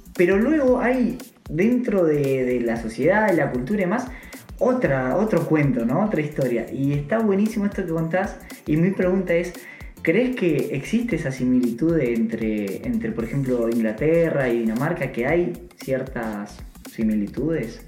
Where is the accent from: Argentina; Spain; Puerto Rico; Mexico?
Argentina; moved away as an adult; now in Copenhagen, Denmark; yo como argentino